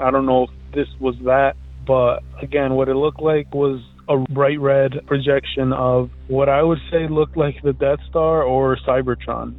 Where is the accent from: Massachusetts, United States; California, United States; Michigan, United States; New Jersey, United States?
New Jersey, United States; Elizabeth; I'm from Elizabeth, New Jersey.